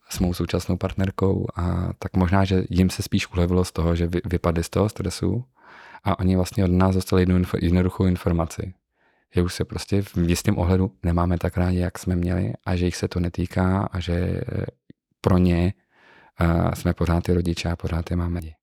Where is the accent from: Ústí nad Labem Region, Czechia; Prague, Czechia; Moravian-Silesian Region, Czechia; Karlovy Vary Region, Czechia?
Ústí nad Labem Region, Czechia; Ústí nad Labem; Já jsem měl to štěstí, že jsem nebyl to typický městský dítě, sice jsem z Ústí nad Labem, ale z tak okrajové části, která je obrostlá lesem všude kolem